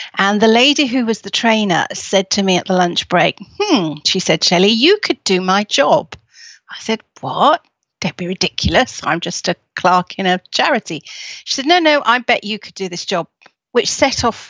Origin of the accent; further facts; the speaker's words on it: Leeds, Yorkshire and the Humber, United Kingdom; I was born in Leeds